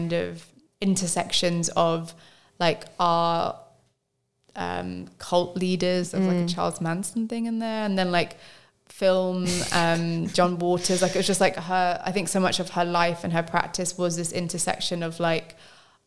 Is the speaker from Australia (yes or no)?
no; London, United Kingdom; growing up in London